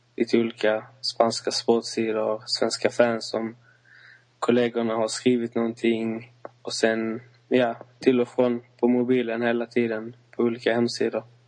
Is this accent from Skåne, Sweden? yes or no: yes; Malmö, Skåne, Sweden; jag bor i Malmö som är min hemstad